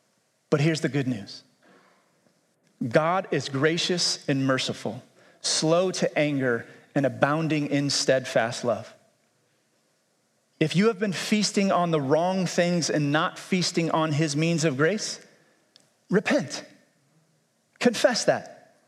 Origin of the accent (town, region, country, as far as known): United States